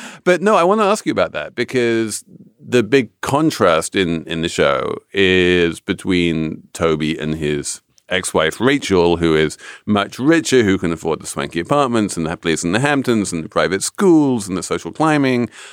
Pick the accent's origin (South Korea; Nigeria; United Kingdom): United Kingdom; England; moved away; as an Englishman